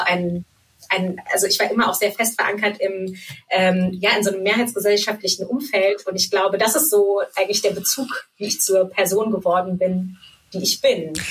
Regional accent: Germany; also born or lived in Frankfurt / Munich; Ich bin in Deutschland geboren und ähm, habe auch hier eigentlich fast mein ganzes Leben gelebt.

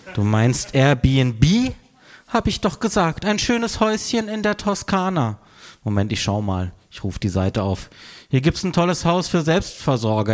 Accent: Freiburg, Baden-Württemberg, Germany; moved away; aus meiner Heimatstadt Freiburg

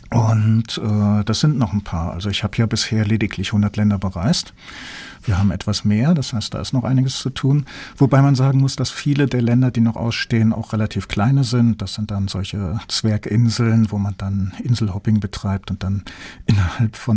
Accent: North Germany, Germany; now in Southwest Germany; seitdem ich hier im Südwesten lebe. Ich komme ja ursprünglich aus dem Norden und da ist Karneval etwas für Exoten.

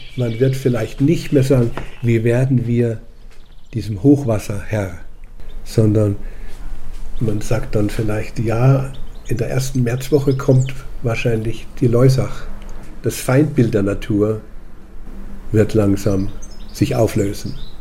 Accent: the Loisach valley, Bavaria, Germany; der durch meine Heimat fließt

